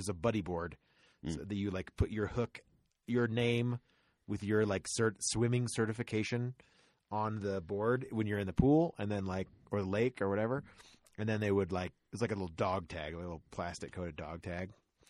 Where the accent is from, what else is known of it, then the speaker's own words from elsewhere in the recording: Florida, United States; I grew up in Florida.